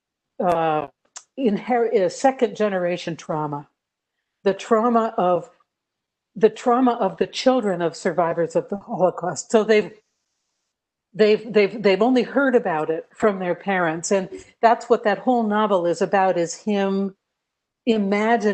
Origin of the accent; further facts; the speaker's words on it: United States; moved away as an adult; also born or lived in Croatia; I'm from the States